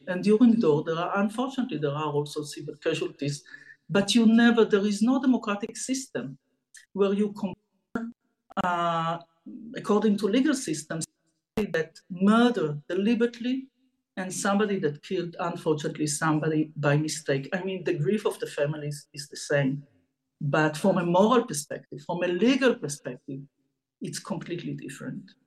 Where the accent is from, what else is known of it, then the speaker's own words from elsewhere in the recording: Israel; I was born in Israel